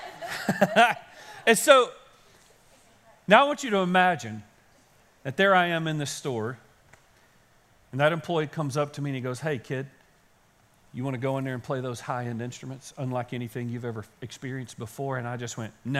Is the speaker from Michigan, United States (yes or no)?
no; Kaysen, Texas, United States; I grew up in Kaysen, as you know, and there are no guitar stores in Kaysen because there were no stores in Kaysen